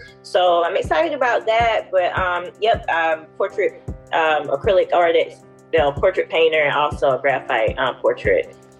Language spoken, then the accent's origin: English; Greenville, South Carolina, United States; now in Alabama, United States; I'm originally from Greenville, South Carolina, and currently I live in Alabama.